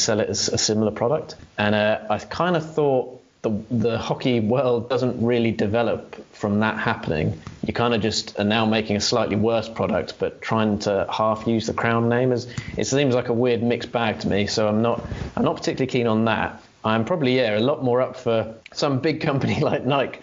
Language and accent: English; England, United Kingdom; We're English ourselves